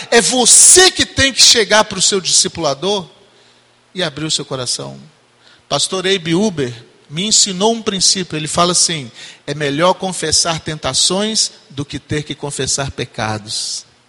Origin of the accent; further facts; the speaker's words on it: Minas Gerais, Brazil; moved away; nós somos mineiros